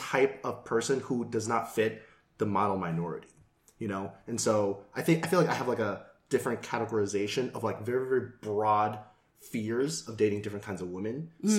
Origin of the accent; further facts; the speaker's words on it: United States; Yeah. So I was born here, but my parents are from Taiwan.